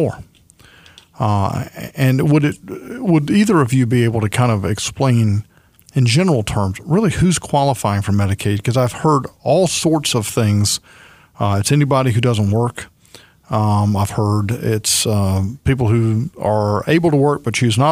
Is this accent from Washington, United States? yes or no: no; Alabama, United States; I'm from Alabama